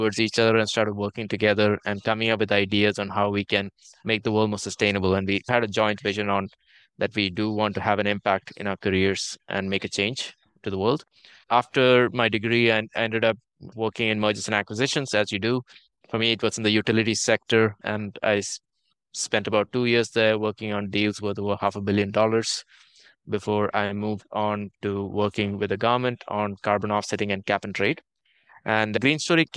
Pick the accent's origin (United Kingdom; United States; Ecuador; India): India; moved away as an adult; also born or lived in Toronto, Canada; now in Netherlands; I grew up in India, and very typically, I did engineering in India and computer science